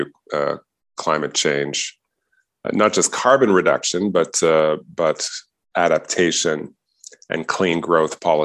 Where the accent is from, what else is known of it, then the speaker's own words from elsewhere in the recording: Canada; also born or lived in Montreal, Quebec / Richmond Hill, Ontario; I grew up in Montreal. And then in suburban Toronto and Richmond Hill